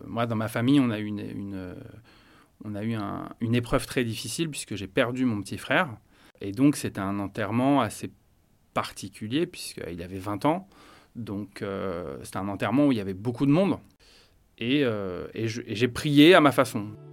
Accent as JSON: {"language": "French", "town": "Paris", "region": "Île-de-France", "country": "France", "tie": "born or raised there", "said": "je suis né à Paris, euh, dans une famille euh, catholique. Donc j'ai vécu et j'ai grandi avec une famille"}